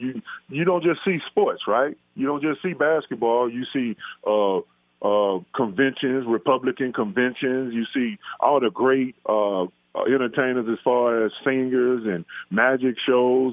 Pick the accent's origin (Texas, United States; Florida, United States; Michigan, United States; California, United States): Texas, United States; Dallas; now in Las Vegas, United States; I grew up in Dallas, Texas, playing ball